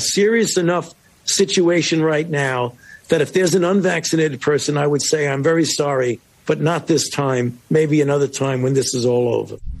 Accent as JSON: {"language": "English", "region": "West Virginia", "country": "United States", "said": "I'm from West Virginia"}